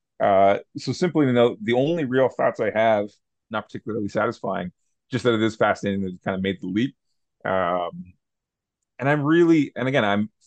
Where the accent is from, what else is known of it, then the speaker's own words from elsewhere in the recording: Canada; me being Canadian